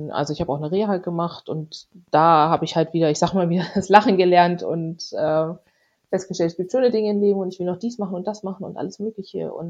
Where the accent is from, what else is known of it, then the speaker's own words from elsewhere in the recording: Hesse, Germany; ich komme aber ursprünglich aus der Nähe von Frankfurt. Ich bin da aufgewachsen.